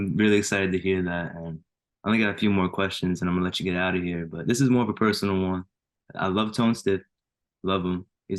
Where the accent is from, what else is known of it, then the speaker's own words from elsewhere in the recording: Jersey City, New Jersey, United States; Jersey straight up.